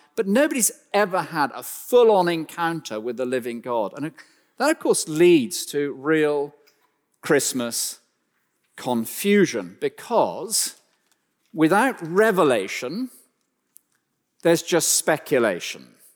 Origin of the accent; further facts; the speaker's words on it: West Country, South West England, United Kingdom; as a small child, we grew up deep in the West Country of, uh, England